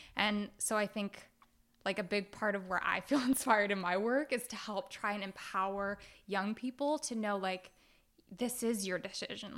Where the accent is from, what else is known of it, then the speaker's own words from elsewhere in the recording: Oakland, California, United States; I grew up in Oakland, California